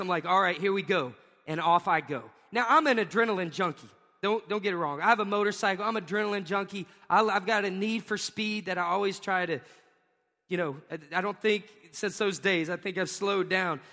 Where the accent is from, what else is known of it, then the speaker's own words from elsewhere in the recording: Pensacola, Florida, United States; I was from Pensacola